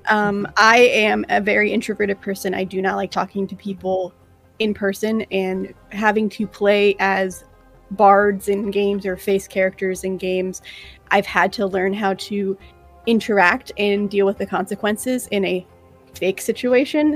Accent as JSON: {"language": "English", "region": "South Florida", "country": "United States", "tie": "born or raised there", "lives_now": "Tampa, United States", "said": "we grew up in South Florida"}